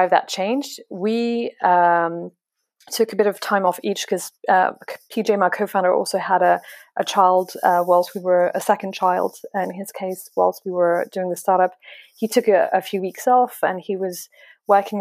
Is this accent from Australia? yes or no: no; France; English is a second language; now in London, United Kingdom; I'm French